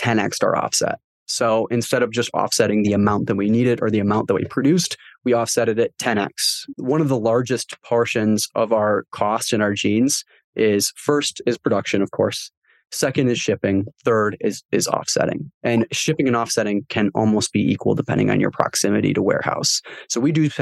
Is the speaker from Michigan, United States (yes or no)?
yes; Michigan, United States; I'm from Michigan